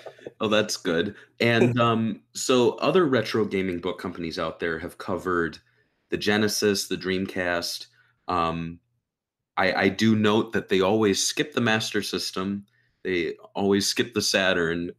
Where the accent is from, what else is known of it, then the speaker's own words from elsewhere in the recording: United States; as an American growing up